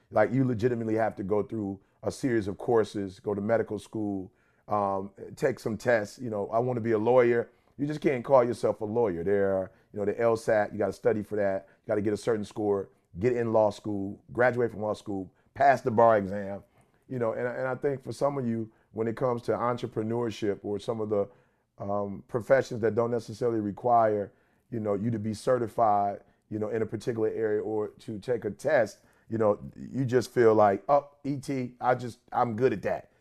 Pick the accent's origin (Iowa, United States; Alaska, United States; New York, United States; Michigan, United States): Michigan, United States; Detroit; I'm from Detroit